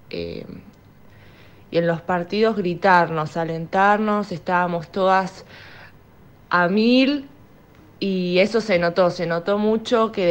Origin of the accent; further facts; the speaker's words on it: Buenos Aires, Argentina; tengo 22 años, soy de Capital Federal.